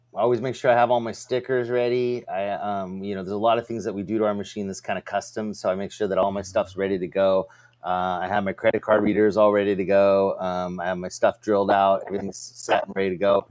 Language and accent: English; California, United States; I'm from California, which is a dry heat